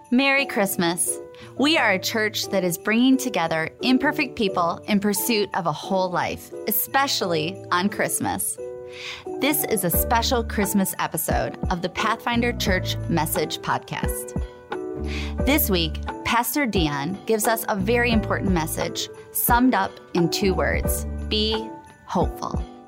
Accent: Michigan, United States; moved away; I'm from Michigan and I moved for a reason.

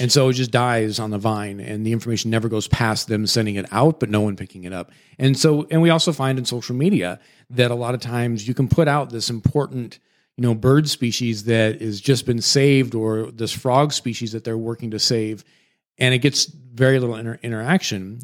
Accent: Washington, United States; moved away; I grew up in Washington State

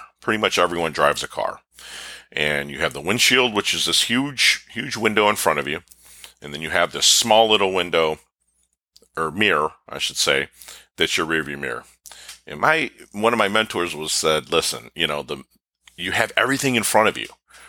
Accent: Philippines; born there; I was born in the Philippines in 1972. I was put up for adoption.

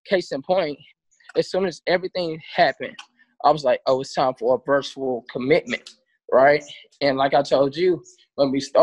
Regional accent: Charlotte, North Carolina, United States; moved away as an adult; now in Miami, United States; I'm from Charlotte.

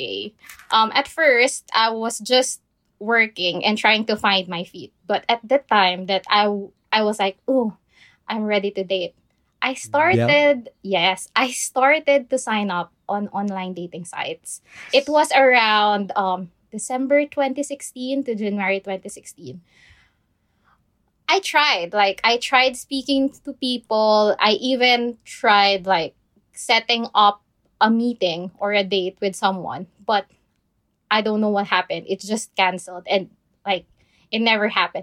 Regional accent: Philippines; moved away as an adult; also born or lived in Dubai; now in United Kingdom; I was born and raised in the Philippines

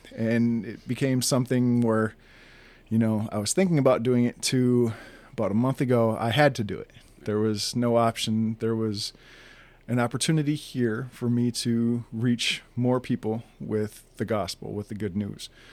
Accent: northern Wisconsin, United States; also born or lived in Green Bay, Wisconsin; I was born in Green Bay, Wisconsin, and, uh, I was, you know, raised Lutheran. Uh, we grew up, you know, throughout my youth. Uh, in northern Wisconsin, about an hour north of Green Bay

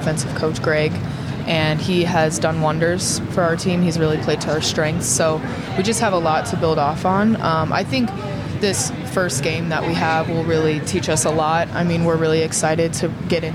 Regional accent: Midwest, United States; I'm from the Midwest, so we deal with a lot of snow.

